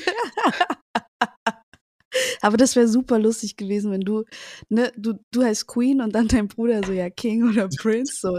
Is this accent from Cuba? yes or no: yes; Cuba; now in Germany; ich komme aus Kuba